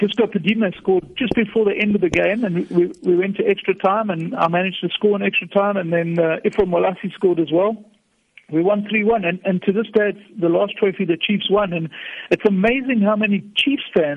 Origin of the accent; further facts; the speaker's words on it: Durban, KwaZulu-Natal, South Africa; moved away as an adult; now in Cape Town, South Africa; So I'm a Durban boy, still living in Cape Town.